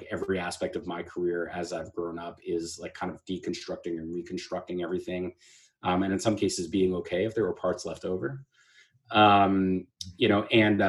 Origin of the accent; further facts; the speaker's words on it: Manalapan, New Jersey, United States; also born or lived in Staten Island, New York; I grew up between Staten Island, New York, and a town called Manalapan, New Jersey, not far from the Jersey Shore